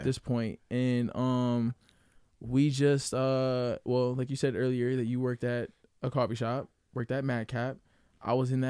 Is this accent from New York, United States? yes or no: no; Grand Rapids, Michigan, United States; I was born and raised here in Grand Rapids, actually moving soon out of here, but not too far, you know, going to Chicago